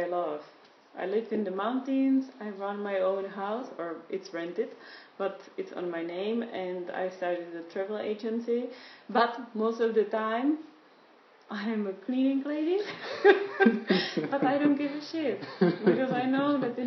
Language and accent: English; Prague, Czechia; English is a second language; moved away as an adult; now in Fügen, Austria; I was born in Prague and grew up there